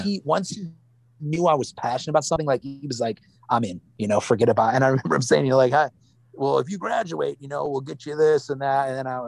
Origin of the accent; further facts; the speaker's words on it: Wisconsin, United States; You know, look, we grew up in Wisconsin. Wisconsin, how mad can we be, man?